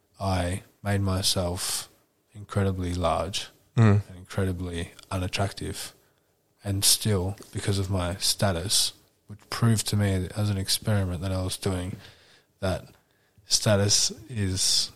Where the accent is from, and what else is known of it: New Jersey, United States; born or raised there